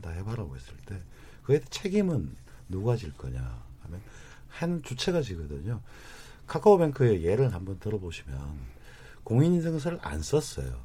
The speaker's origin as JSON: {"language": "Korean", "town": "Goyang", "region": "Gyeonggi Province", "country": "South Korea", "tie": "born or raised there", "said": "저희 일산 고향만 하더라도 인구가 106만인데"}